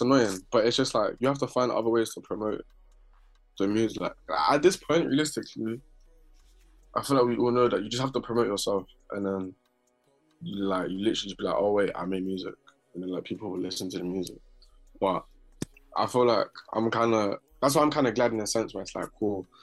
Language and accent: English; London, United Kingdom; also born or lived in Barking; I was born in South, yeah, then we got moved around South a lot